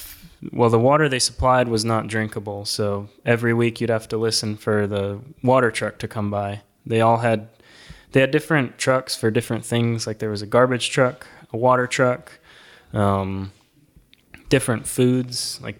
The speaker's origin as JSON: {"language": "English", "region": "Cochabamba", "country": "Bolivia", "tie": "born or raised there", "also_born_or_lived": "Illinois, United States", "said": "So I was born in the United States in Illinois, but when I was about 6 months old, my parents moved to Bolivia in South America to teach at a school down there, a missionary kid school. And so that's where I grew up. The first city was called Cochabamba."}